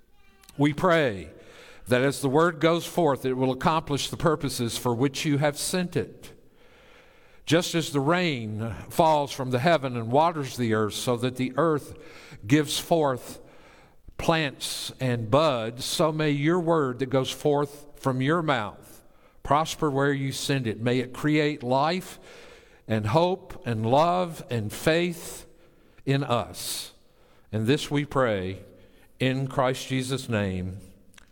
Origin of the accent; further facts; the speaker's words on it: Tennessee, United States; moved away; I grew up in the sovereign state of Tennessee